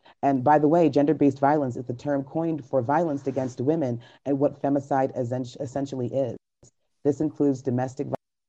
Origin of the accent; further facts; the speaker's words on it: Trinidad & Tobago; I was saddened to learn that my home country of Trinidad tops this list with 6.6 deaths per 100,000 women.